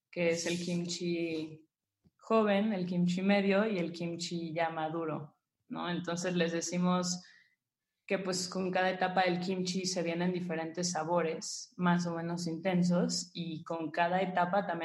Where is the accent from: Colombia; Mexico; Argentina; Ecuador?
Mexico; como, como mexicano y como conocemos sabores aquí